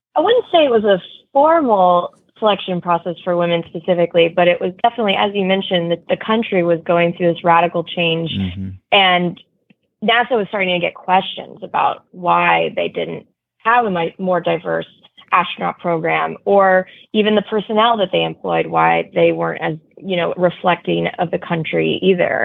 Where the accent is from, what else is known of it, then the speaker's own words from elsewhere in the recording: outside of Houston, Texas, United States; I grew up outside of Houston